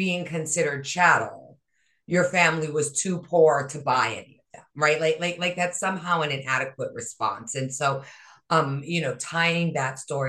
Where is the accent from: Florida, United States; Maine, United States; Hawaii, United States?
Hawaii, United States; also born or lived in Northeast United States; now in Northeast, United States; I was raised in Hawaii, right? I live in, you know, in the Northeast